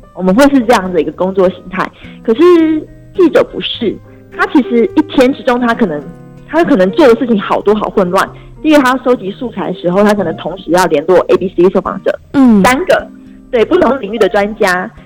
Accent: Tainan, Taiwan; 因为我身为台南人嘛

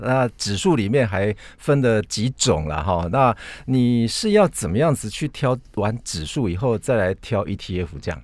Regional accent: Taiwan; 就是有我们台湾人，很多人都跑到加拿大

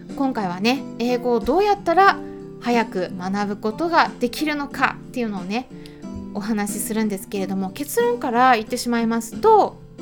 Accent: Japan; 私たち日本人

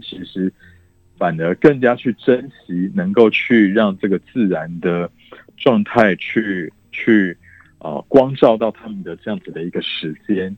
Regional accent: Taiwan; 我们台湾人想必就是外食会花得蛮多，因为我们台湾人爱

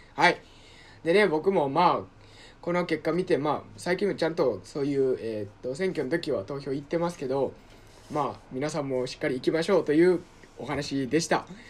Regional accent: Osaka, Japan; moved away; 僕、大阪出身で、大阪市出身なので

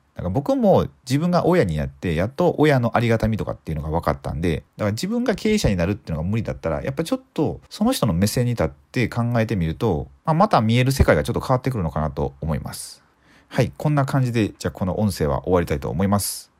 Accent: Suzuka, Mie, Japan; 僕の地元の三重県の鈴鹿

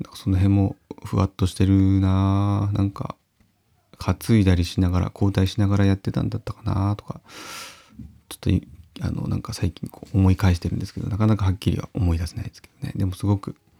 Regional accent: Uonuma area, Niigata, Japan; 私のふるさと、まあ、魚沼の方の、えー、まあ、田中金ヶ沢っていう地域なんですけど

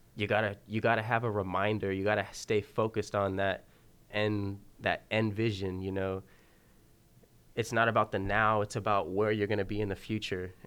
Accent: Santa Maria, California, United States; my hometown, Santa Maria

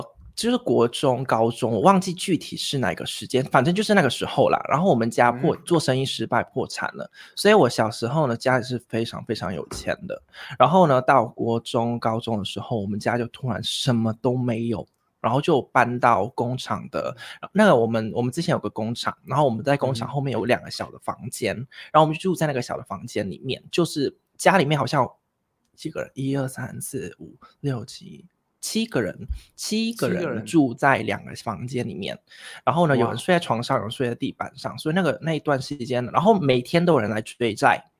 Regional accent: Vietnam; also born or lived in Taiwan; now in Thailand; 啊，因为因为我从小是啊，就是读台湾学校，那那在越南那边有一个台湾学校，所以我是读台湾学校长大的。

